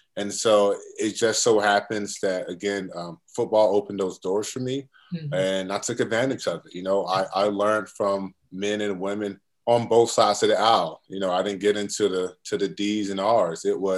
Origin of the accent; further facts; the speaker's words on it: Norfolk, Virginia, United States; You know, I come from here. I'm from this area. I'm originally from Norfolk, Virginia. Mm-hmm. And then I moved down to Virginia Beach around fifth grade, sixth grade year.